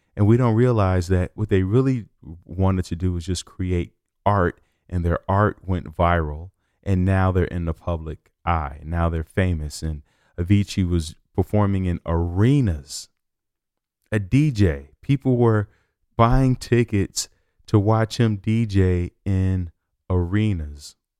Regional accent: Chicago, Illinois, United States; moved away; I'm from Chicago

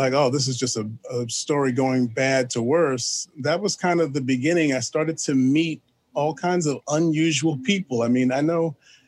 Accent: New York City, New York, United States; I am from New York City. I was born in Manhattan

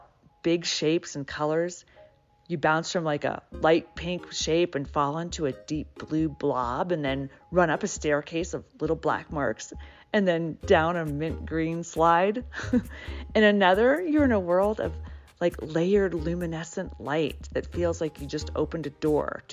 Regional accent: Atlanta, Georgia, United States; moved away as an adult; I grew up in Atlanta and then left for about 18 years, moving around the country and abroad in different cities, but ultimately decided to come back

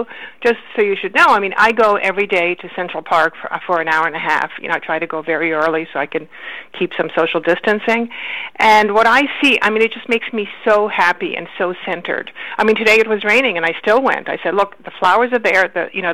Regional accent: Romania; born there; moved away; also born or lived in Israel; You know, then we traveled from country to country, because I was born in Romania, and then we went to Israel, and then we came here.

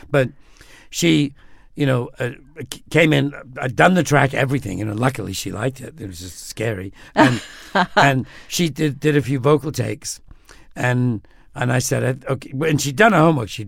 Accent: United Kingdom; I'm British.

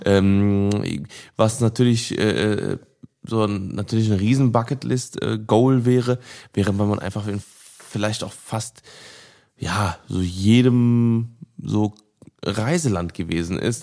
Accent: Cologne, North Rhine-Westphalia, Germany; ich bin gebürtiger Köln, ich bin in Köln geboren und aufgewachsen

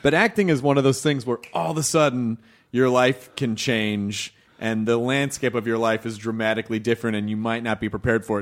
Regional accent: Memphis, Tennessee, United States; moved away as an adult; also born or lived in Louisville, Kentucky; I was born in Louisville, Kentucky when I grew up in Memphis

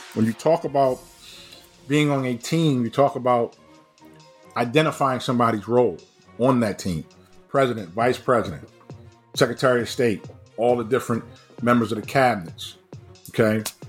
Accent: Baltimore, Maryland, United States; I grew up in an era of summer league, BNBL was the biggest thing that was AAU in the 70s and 80s in, in Baltimore. Just talk about my hometown

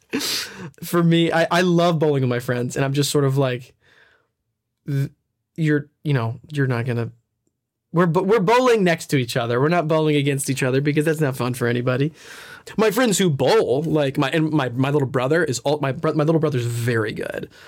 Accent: Nashville, Tennessee, United States; I'm from Nashville

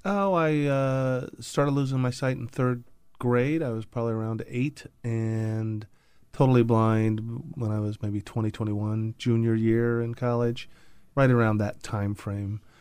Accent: Indianapolis, Indiana, United States; I grew up in the Midwest in Indianapolis

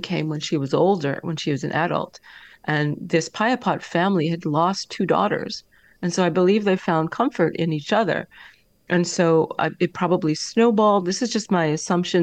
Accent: Canada

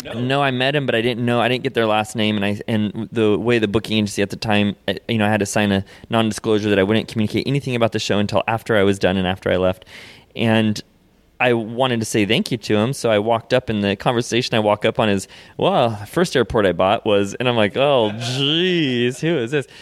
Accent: Seattle, Washington, United States; now in Hollywood, United States; I live in Hollywood, California now, but I was, you know, I was brought up in Seattle

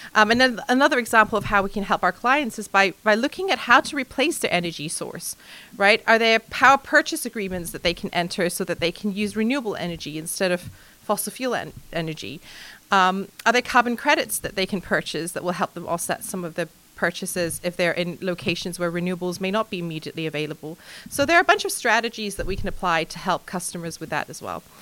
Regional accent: Hong Kong; moved away; also born or lived in mainland China; I'm 100% Chinese in upbringing and culture. I was born in Hong Kong

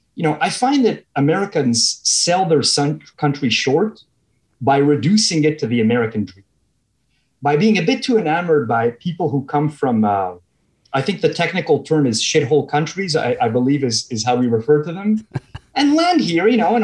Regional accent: Montreal, Quebec, Canada; moved away; I'm originally from Montreal.

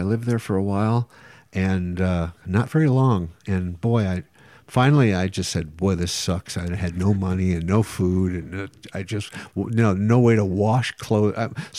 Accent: Omaha, Nebraska, United States; born there; I was born in Omaha, right. And we had a horse ranch there.

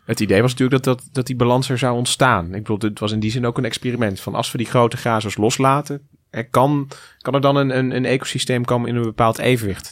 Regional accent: Goirle, North Brabant, Netherlands; ik kom uit, ik ben geboren in Goorlen en daar hebben we de rechte heide

